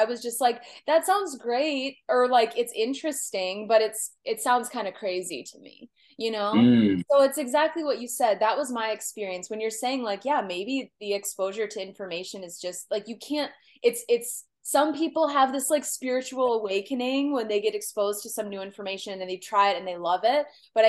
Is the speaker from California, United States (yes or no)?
yes; California, United States; born there; like I was born in Southern California, you know, I wasn't born in Michigan, and I'm not like a cold person.